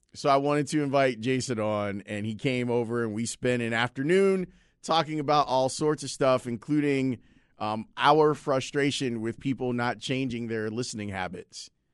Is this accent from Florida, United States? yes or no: no; Chicago, Illinois, United States; growing up in Roseland, we never went north, ever